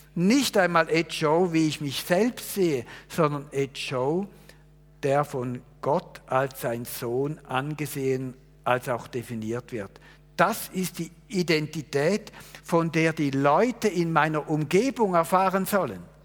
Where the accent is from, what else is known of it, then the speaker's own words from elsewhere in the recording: Switzerland; Ich bin Schweizer, ich habe einiges gelernt, ich habe studiert, ich bin verheiratet, ich habe drei Kinder, ich bin Pastor